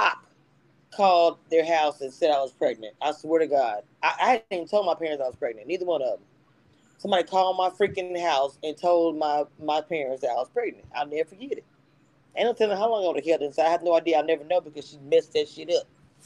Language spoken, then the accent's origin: English; the South, United States; I'm from the South